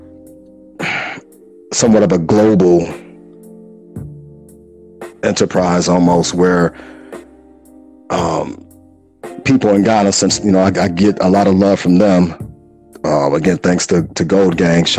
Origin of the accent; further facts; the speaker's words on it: Chicago, Illinois, United States; as a Chicagoan from the Wild Wild